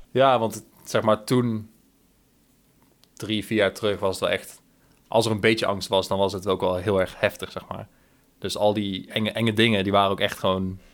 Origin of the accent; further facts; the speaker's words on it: 's-Hertogenbosch, North Brabant, Netherlands; moved away as an adult; also born or lived in Breda, Netherlands; now in Australia; Ik kwam uit Den Bosch